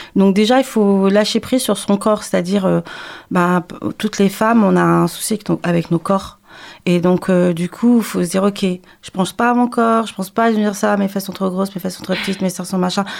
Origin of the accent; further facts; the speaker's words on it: Paris, Île-de-France, France; je suis euh, native euh, de Paris, mais je suis originaire de la Guadeloupe